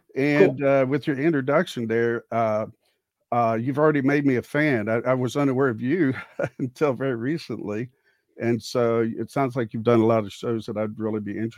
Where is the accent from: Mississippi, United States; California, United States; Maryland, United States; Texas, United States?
Texas, United States; Houston; Well, I grew up in the Houston area and became a teacher, lit teacher and social studies